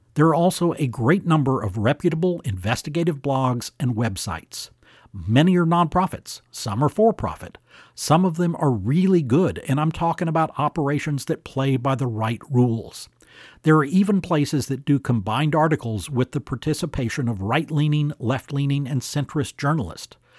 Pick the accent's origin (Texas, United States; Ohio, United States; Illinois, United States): Texas, United States; Houston; my hometown of Houston